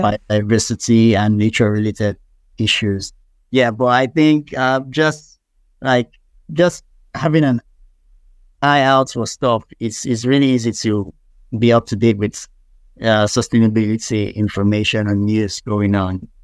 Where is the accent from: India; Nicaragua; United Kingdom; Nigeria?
Nigeria; being a Nigerian